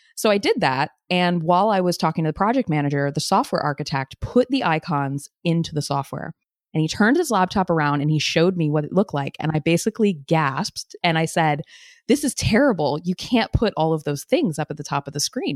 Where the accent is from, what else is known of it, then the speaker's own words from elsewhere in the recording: U.S. Virgin Islands; moved away; I grew up on Saint Croix